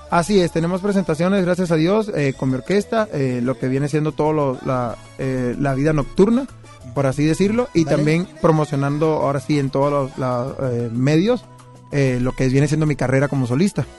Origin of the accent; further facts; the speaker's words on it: Havana, Cuba; moved away as an adult; now in Monterrey, Mexico; Yo soy de La Habana, de Cuba